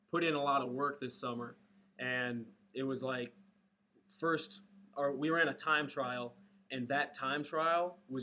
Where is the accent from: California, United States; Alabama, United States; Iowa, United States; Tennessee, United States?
Iowa, United States; Runnels; also born or lived in Monroe, Iowa; I'm from Runnels, Iowa. I was at Southeast Polk through junior year. And we moved to Monroe my senior year.